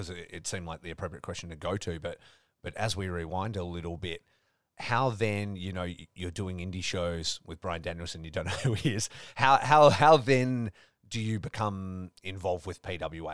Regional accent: Dongara, Western Australia, Australia; I grew up in Dongara, which was, it's like south a little bit of Geraldton, which is a smaller city over here in WA.

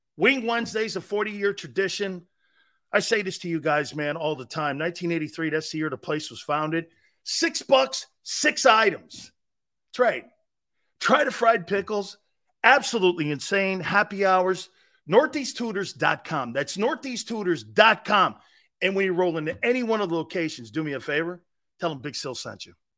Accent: Philadelphia, Pennsylvania, United States; as a Philadelphian

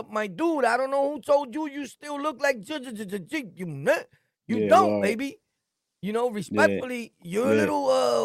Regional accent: New York City, New York, United States; also born or lived in Jamaica, Queens; I'm from Brooklyn, born and raised, but I went to Southside and started wilding

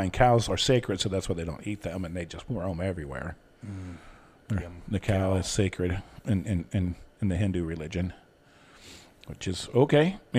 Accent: New York City, New York, United States; Hey, I'm from New York City. That's right.

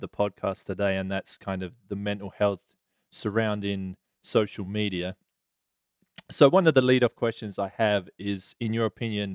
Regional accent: England, United Kingdom; now in California, United States; I'm the acclimatized Englishman who most people would be like, he's used to the cold. I'm like, I moved here for a reason

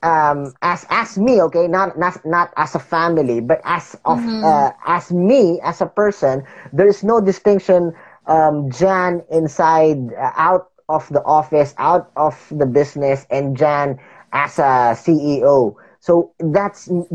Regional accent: Philippines; growing up in the Philippines is not easy

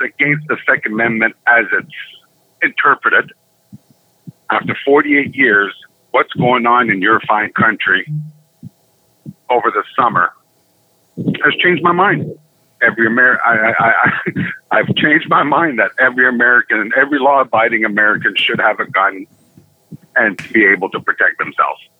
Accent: Canada

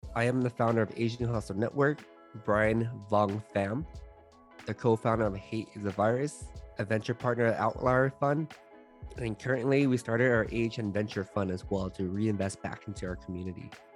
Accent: Los Angeles, California, United States; I grew up in San Gabriel Valley, which is next to Monterey Park, in a suburb in Los Angeles

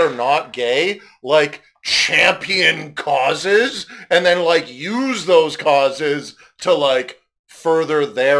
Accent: Canada; also born or lived in Vancouver; I'm not from Vancouver. I'm from here

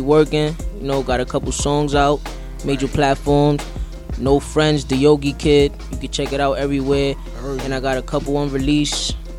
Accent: Harlem, New York, United States; I'm from Harlem.

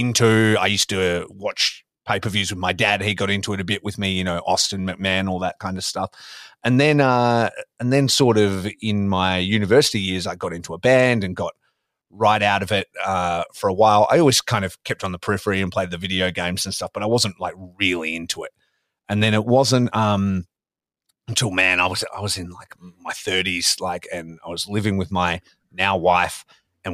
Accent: Australia; growing up in Australia

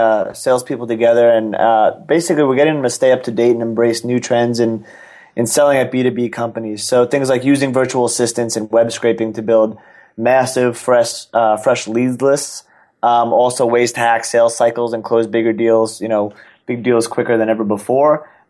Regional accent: New York, United States; I'm a New Yorker, born and raised, went to the college at Arizona State.

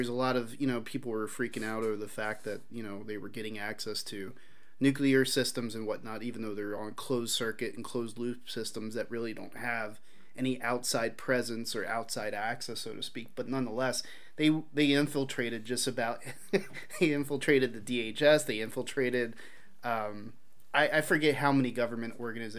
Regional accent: Philadelphia, Pennsylvania, United States; I grew up in Philadelphia

